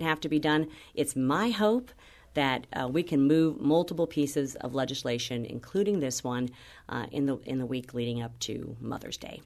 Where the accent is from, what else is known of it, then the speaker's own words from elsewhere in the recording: Missouri, United States; my hometown